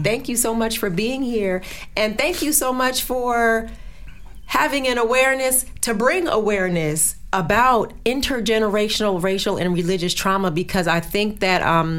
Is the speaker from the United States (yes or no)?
yes; New Jersey, United States; So I'm from Jersey, and so I'm in Jersey all the time, except